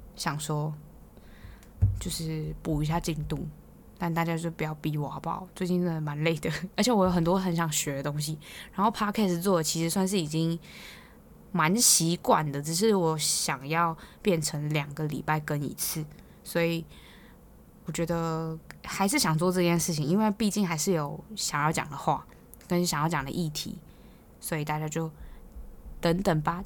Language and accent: Chinese; Hualien, Hualien County, Taiwan; now in Taipei, Taiwan; 我是花莲人嘛，然后花莲人就是真的看烟火看到烂掉